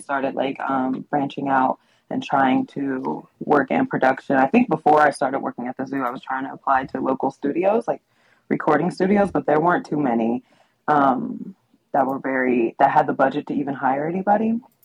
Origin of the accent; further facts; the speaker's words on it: Middletown, Ohio, United States; I'm in Middletown, Ohio, which is my hometown, oh, cool. where I was raised